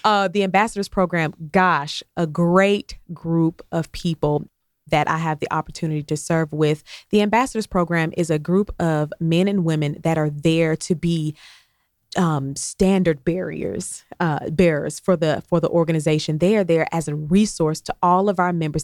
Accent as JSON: {"language": "English", "town": "Columbus", "region": "Georgia", "country": "United States", "also_born_or_lived": "Albany, Georgia", "said": "I'm from Columbus, Georgia. Shout out to the Fountain City"}